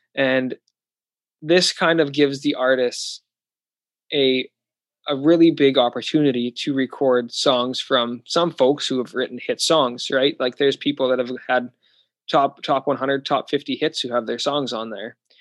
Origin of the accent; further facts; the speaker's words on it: Canada; also born or lived in Saskatoon; I'm in Florida recording this, and I'm from Canada